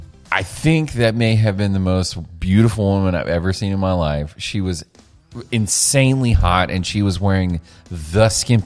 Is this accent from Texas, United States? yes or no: yes; Mesquite, Texas, United States; I grew up in Mesquite.